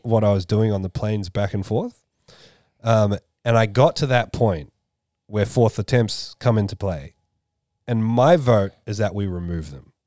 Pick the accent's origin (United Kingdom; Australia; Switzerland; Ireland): Australia; I'm the Aussie